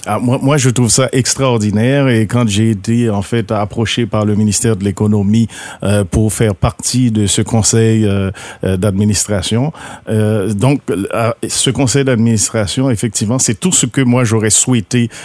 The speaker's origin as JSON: {"language": "French", "country": "Haiti", "moved": "yes", "lives_now": "Rivière-du-Loup, Canada", "said": "je suis haïtien d'origine, immigrant et puis je suis arrivé dans le bas Saint-Laurent à cause du travail"}